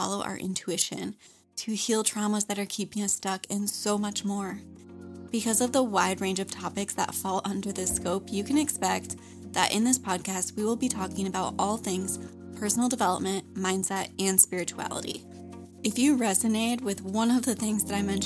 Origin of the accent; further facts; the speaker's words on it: Michigan, United States; now in North Carolina, United States; I live in North Carolina, but I was born and raised in Michigan